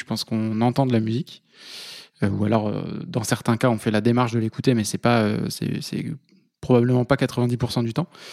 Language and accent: French; Vendée, Pays de la Loire, France; moved away as an adult; also born or lived in Toulouse; now in Paris, France; je suis originaire de Vendée